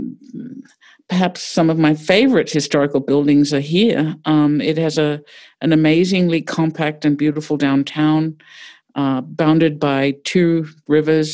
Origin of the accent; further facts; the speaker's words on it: Australia; moved away as an adult; also born or lived in New York; now in Pittsburgh, United States; I grew up in Australia, so very different place